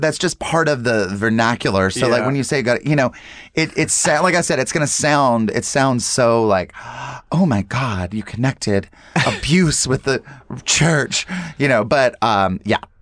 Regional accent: North Carolina, United States; growing up in North Carolina

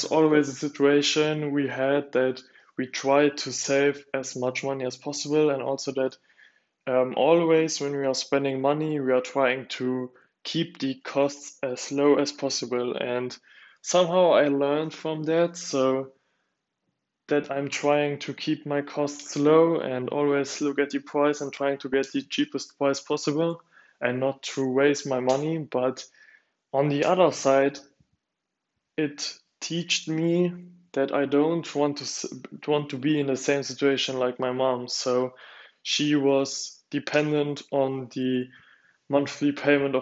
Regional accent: Luxembourg; now in Germany; my parents are divorced, and we are from Luxembourg

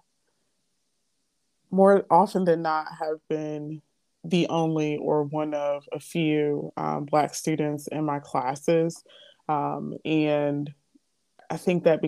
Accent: Portsmouth, Virginia, United States; I'm from the Hampton Roads area. So I'm from Portsmouth, Virginia

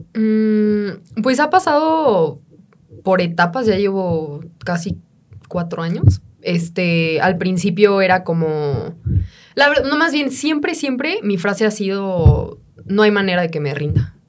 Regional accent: Mexico; also born or lived in Mexico City

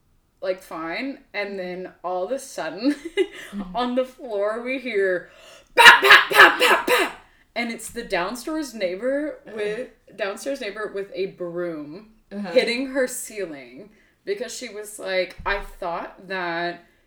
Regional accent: Atlanta, Georgia, United States; also born or lived in Conyers, Georgia; I grew up between two places. I grew up in Conyers, which is like a small town that's now super heroin country. Like definitely a lot of drugs there. Mm-hmm. And then I grew up here in Atlanta.

